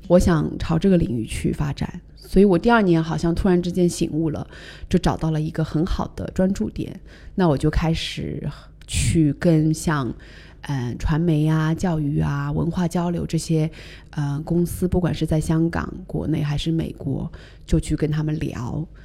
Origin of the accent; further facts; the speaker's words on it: China; moved away; also born or lived in New York, United States; 作为一个中国人，在一个比较美国化的企业当中，在纽约当时